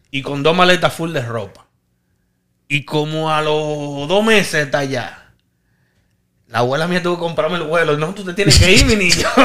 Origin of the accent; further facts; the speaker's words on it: Santo Domingo, Distrito Nacional, Dominican Republic; moved away; Yo llegué con los mismos pantalones tubito que yo llegué de Santo Domingo y esa vaina.